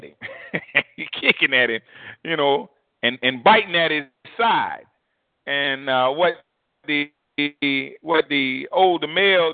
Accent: United States

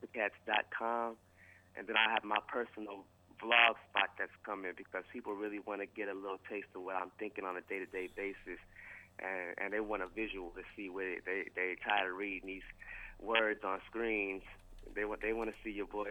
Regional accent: East Coast, United States; now in Austin, United States; I'm originally from the East Coast, so, you know, you might say North Side, but once I moved to Texas, I realized it's North Side

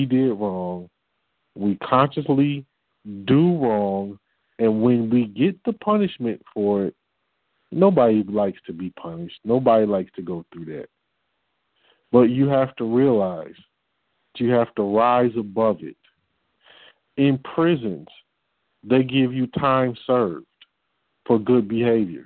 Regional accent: Detroit, Michigan, United States; I'm from Detroit

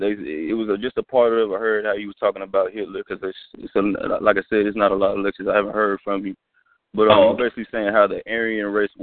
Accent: Austin, Texas, United States; I'm actually from Austin, though, man.

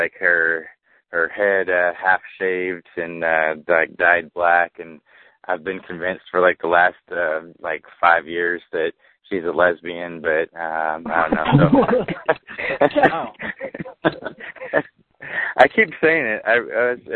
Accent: California, United States; moved away as an adult; now in Tennessee, United States; When I moved to Tennessee, you know, because I'm from California, like, my whole life, and I moved out here

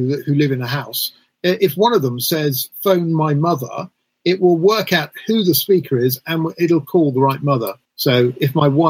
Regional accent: England, United Kingdom; now in New York, United States

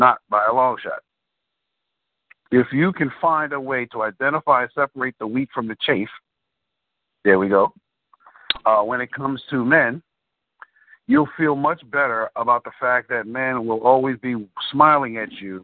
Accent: New York City, New York, United States; I'm from the Bronx

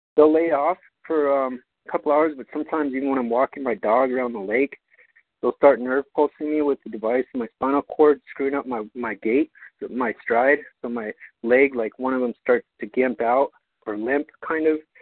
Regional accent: Albuquerque, New Mexico, United States; moved away as an adult; my hometown of Albuquerque

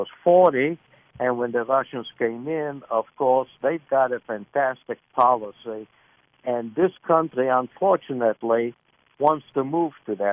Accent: Lithuania; now in Virginia, United States; I was born in Lithuania in 1935.

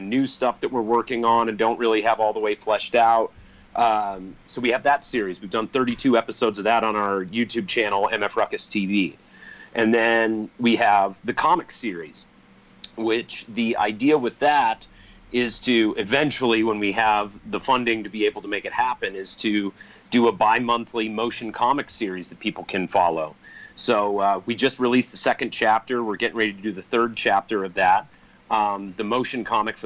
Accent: Colorado, United States; we're from Colorado where the jam scene is huge

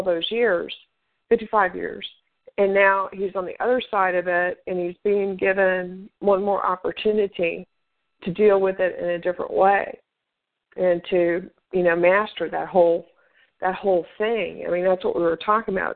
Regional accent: Tennessee, United States; the city where I was born up in Tennessee

